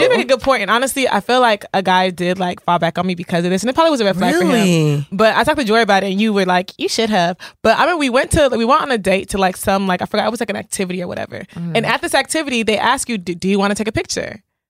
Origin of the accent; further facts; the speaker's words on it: Nigeria; especially being like Nigerian, like, mm-hmm. your reputation is literally your currency out here.